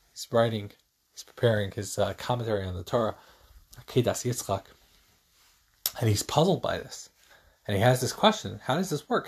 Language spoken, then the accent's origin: English; New York, United States; moved away; also born or lived in Arizona; I was born in New York. I was a Jets fan, then I moved to Arizona, became a Cardinals fan